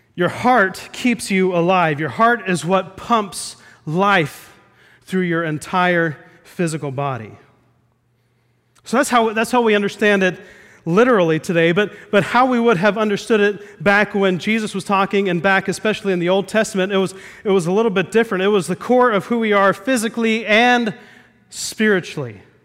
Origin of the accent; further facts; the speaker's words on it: Midwest, United States; We played euchre a lot growing up in the Midwest